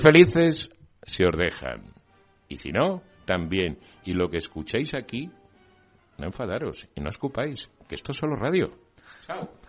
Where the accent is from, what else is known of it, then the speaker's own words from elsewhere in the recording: Spain; Yo me siento muy español